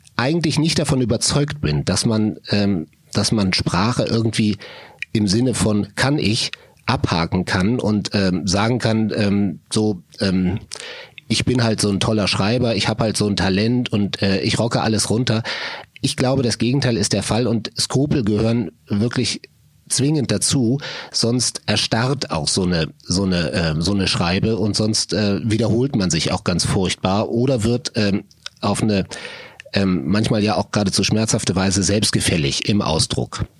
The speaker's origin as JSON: {"language": "German", "town": "Solingen", "region": "North Rhine-Westphalia", "country": "Germany", "tie": "born or raised there", "said": "ich komme aus Solingen im Solingen. Bergischen Land, mhm. Düsseldorf, Wuppertal, jene Ecke."}